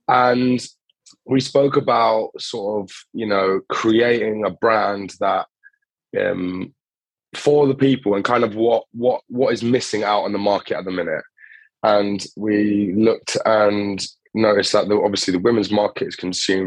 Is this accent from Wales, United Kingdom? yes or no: no; Cambridge, East of England, United Kingdom; moved away as an adult; also born or lived in Greece; now in London, United Kingdom; I was born in Greece, grew up in Cambridge, and then now I'm based in London.